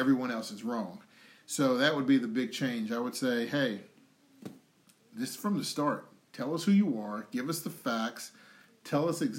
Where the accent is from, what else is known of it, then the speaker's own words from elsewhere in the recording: United States; from being born in America, when I was born in America